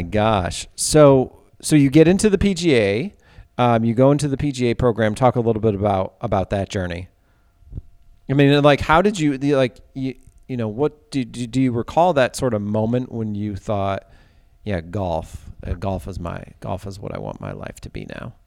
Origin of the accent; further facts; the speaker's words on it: Ithaca, New York, United States; I'm from Ithaca